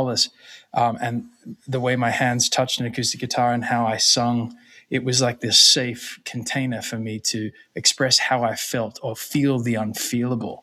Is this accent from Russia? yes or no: no; Australia; moved away; also born or lived in New York City / Los Angeles; growing up in Australia.